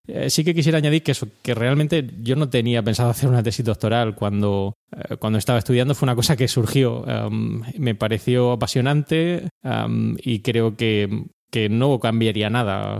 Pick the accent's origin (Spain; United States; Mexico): Spain; Orihuela, Valencian Community; accent: mixture of accents; moved away; also born or lived in Granada / Murcia; Yo soy oriundo de Granada, aunque viví prácticamente toda, mi infancia en, Orihuela, en, la Vega Baja de Alicante